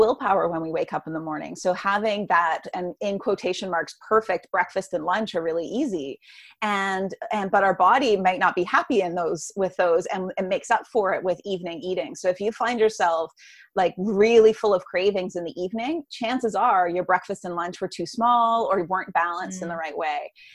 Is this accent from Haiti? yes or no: no; Canada; I'm Canadian